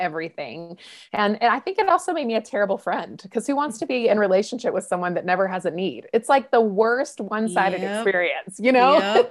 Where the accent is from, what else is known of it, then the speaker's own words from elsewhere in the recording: North Carolina, United States; in North Carolina, for those who are listening here in America, that's where I was raised